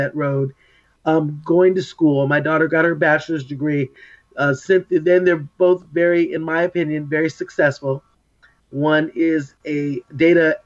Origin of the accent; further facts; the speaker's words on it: Oxnard, California, United States; I was born and raised in Oxnard, actually in Port Hueneme